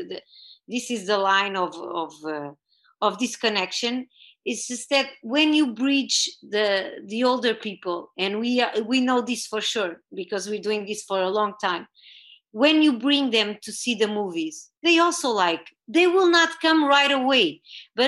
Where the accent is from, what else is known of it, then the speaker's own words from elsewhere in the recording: Torres Vedras, Lisbon, Portugal; moved away as an adult; also born or lived in United States; I'm from Torres Vedras here in Portugal